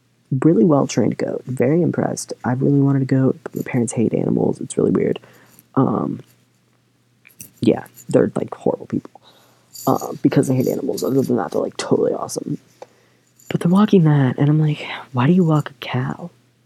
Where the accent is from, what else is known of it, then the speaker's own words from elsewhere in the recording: Michigan, United States; Anyway, we're from Michigan, so that's why it's straight from the hand, but there's also another reason.